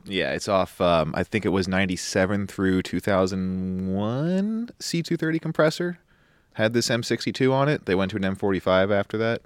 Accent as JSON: {"language": "English", "region": "New York", "country": "United States", "tie": "born or raised there", "moved": "as an adult", "said": "born and raised in New York, went to U of R"}